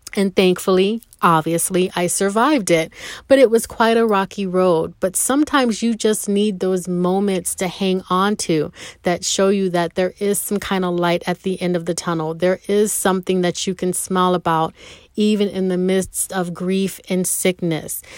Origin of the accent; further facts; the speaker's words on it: Rochester, New York, United States; moved away; I'm no longer having to live in Rochester, my hometown. No more snow country